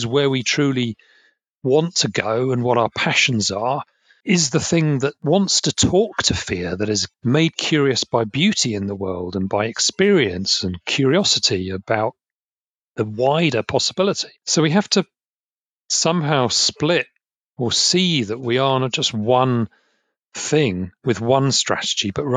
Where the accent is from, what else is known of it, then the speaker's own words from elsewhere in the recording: Essex, East of England, United Kingdom; I grew up in Essex, and we have a lot of pubs called the Green Man.